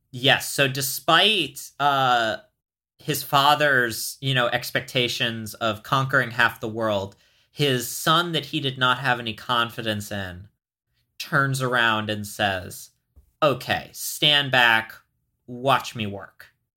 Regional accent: United States; I am American

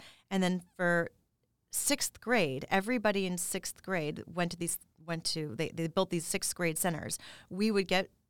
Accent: Las Vegas, Nevada, United States; now in West Hollywood, United States; But I grew up in Las Vegas, where also I was surrounded by diversity.

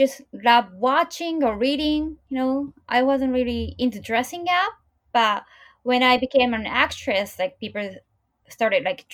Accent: Japan; growing up in Japan

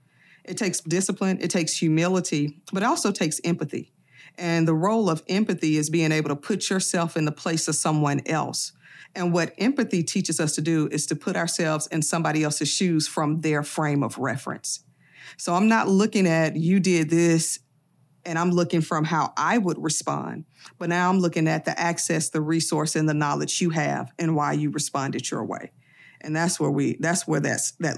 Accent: Birmingham, Alabama, United States; I grew up in Birmingham, Alabama, but my family is from the Lowndes County, Montgomery area

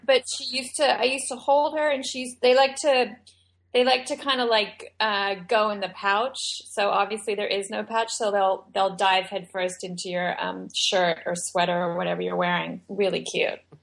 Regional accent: Australia; moved away; I was born and raised in Australia.

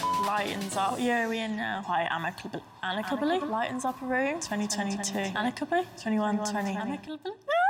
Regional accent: Luton, East of England, United Kingdom; also born or lived in Spain; now in Manchester, United Kingdom; I'm 25 years old. I'm a makeup artist and I'm from Luton.

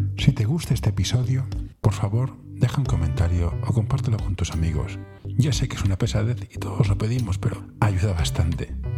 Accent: Barcelona, Catalonia, Spain; yo soy de Barcelona

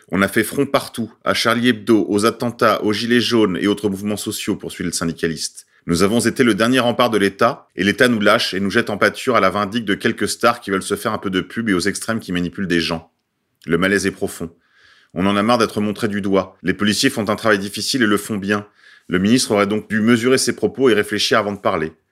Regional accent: France; Je n'ai pas à m'excuser en tant que blanche et en tant que française.

